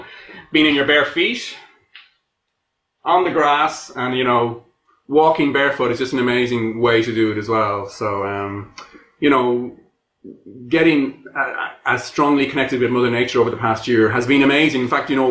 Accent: Ireland; I'm Irish.

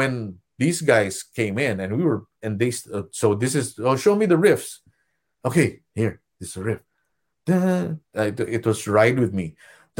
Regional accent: California, United States; as a Californian, as an Orange County person, and I would just stay in my room and not socialize with anybody

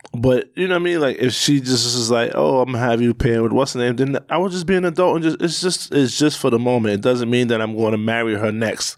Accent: New York, United States; I'm from New York, born and raised

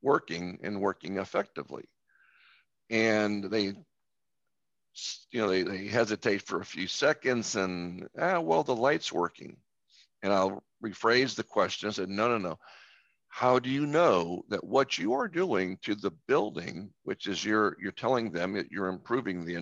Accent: Tampa Bay area, Florida, United States; I'm from the Tampa Bay area, which has many beaches along its shore.

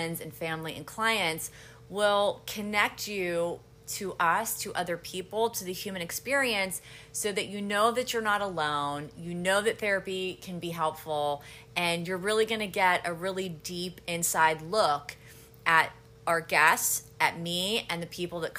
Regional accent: Pittsburgh, Pennsylvania, United States; moved away as an adult; also born or lived in Miami, Florida; now in Aventura, United States; I'm originally from the Squirrel Hill section of Pittsburgh

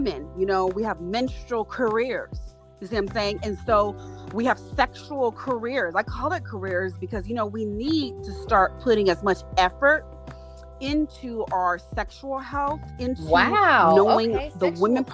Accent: Los Angeles, California, United States; I grew up right in South Central Los Angeles

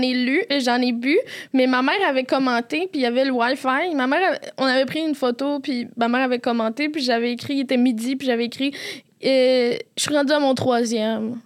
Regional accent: Quebec City, Quebec, Canada; accent: Quebec City accent; je viens de Québec, je l'ai dit avec l'accent de Québec

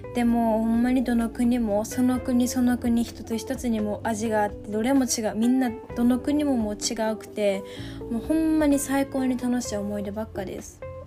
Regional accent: Osaka, Japan; moved away as an adult; now in Australia; 私は大阪出身の22歳で

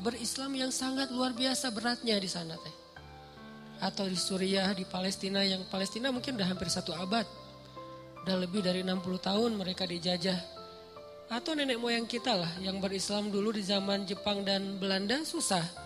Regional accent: Aceh, Indonesia; now in Bandung, Indonesia; saya aja orang Aceh

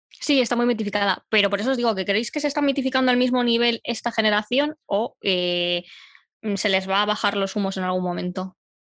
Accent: Madrid, Community of Madrid, Spain; yo soy madrileña de nacimiento, nacida y criada

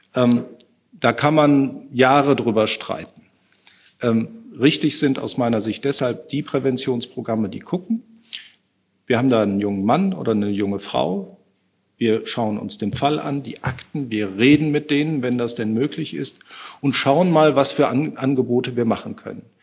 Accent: North Rhine-Westphalia, Germany; aus meinem Heimatbundesland, aus Nordrhein-Westfalen

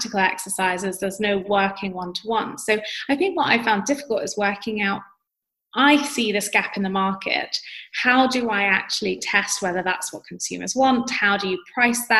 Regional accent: London, United Kingdom; accent: UK accent; I grew up in London. Of course, I'm going to sound like any other person who grew up in London.

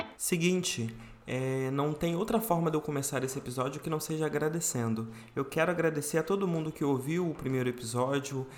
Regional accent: Rio de Janeiro, Brazil; Eu sou carioca, nasci aqui no Rio de Janeiro, fui criado aqui no Rio de Janeiro

